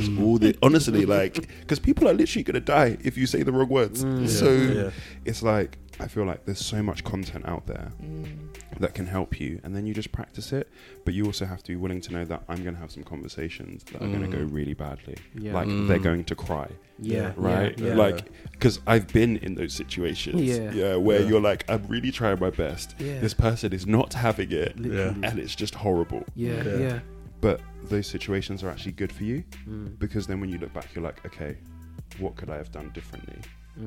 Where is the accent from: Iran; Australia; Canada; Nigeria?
Nigeria; a Nigerian man